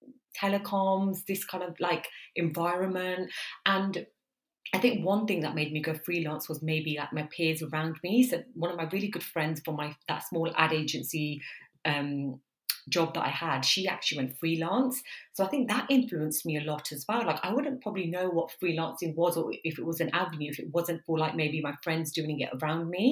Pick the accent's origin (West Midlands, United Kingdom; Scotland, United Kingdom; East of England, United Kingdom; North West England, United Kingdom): West Midlands, United Kingdom; Coventry; accent: Midlands twang; also born or lived in London; I'm originally from the Midlands, London University, Coventry, but now I'm in Birmingham. The twang is still there